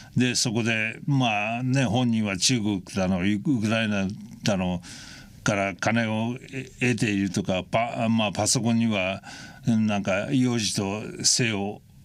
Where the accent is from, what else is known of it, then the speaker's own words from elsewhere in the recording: United States; アメリカ人として